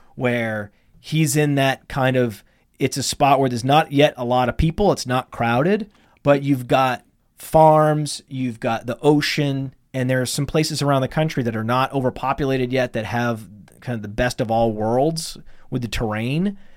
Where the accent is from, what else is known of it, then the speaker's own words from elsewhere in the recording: Millinocket, Maine, United States; now in Connecticut, United States; when I was growing up in Millinocket, Maine, which is northern Maine